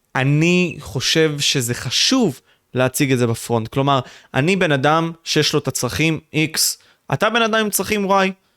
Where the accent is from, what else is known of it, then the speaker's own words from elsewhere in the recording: Israel; אנחנו צברים, נולדנו פה